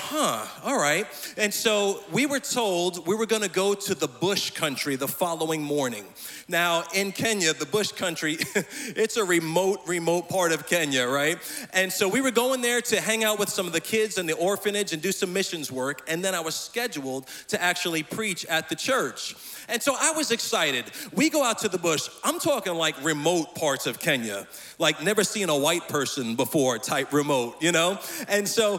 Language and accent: English; Lindenhurst, New York, United States; moved away; I am from Lindenhurst, Long Island, originally